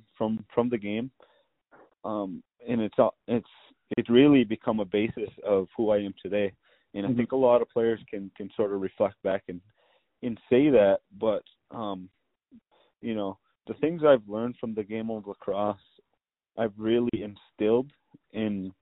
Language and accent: English; Onondaga Nation, New York, United States; growing up in Onondaga Nation